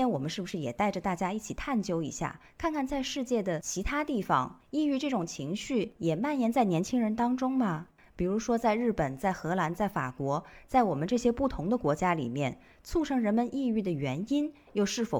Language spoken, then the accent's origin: Chinese; Jiangxi, China; 静涵 Rene 啊，前不久在我的老家江西发生了一起牵动全国无数人心的事件，